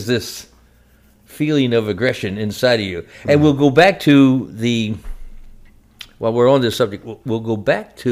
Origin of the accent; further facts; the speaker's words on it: Shillington, Pennsylvania, United States; I'm from Shillington, Pennsylvania, and that's a suburb of Reading in eastern Pennsylvania. And born there